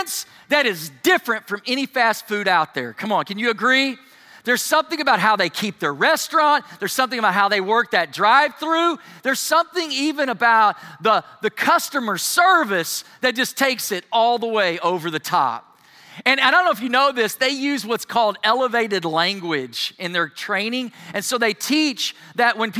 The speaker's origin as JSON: {"language": "English", "country": "United States", "said": "being an American"}